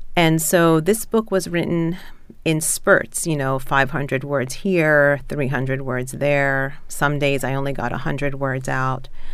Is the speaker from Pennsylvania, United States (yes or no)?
yes; Philadelphia, Pennsylvania, United States; moved away as an adult; now in Baltimore, United States; I grew up in Philadelphia, um, so that's where my family still is largely